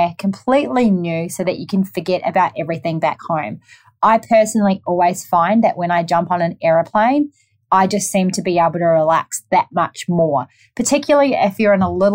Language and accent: English; New Zealand; now in Gold Coast, Australia; I'm from New Zealand, if you haven't already picked up my accent.